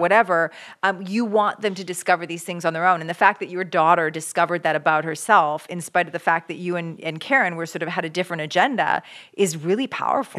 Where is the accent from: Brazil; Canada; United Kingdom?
Canada; I grew up in Canada